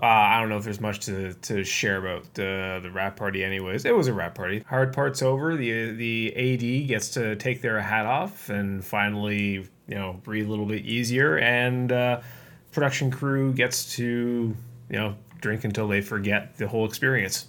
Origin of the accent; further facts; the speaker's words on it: Canada; I'm Canadian